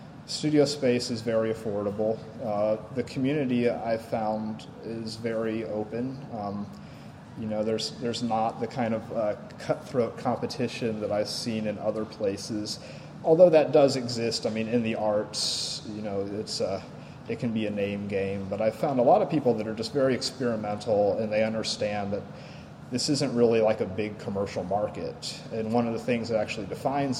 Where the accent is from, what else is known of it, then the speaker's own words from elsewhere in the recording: Stone Mountain, Georgia, United States; moved away as an adult; also born or lived in Portland, Oregon; now in Philadelphia, United States; I grew up in Stone Mountain, Georgia, which is, like, right outside of Atlanta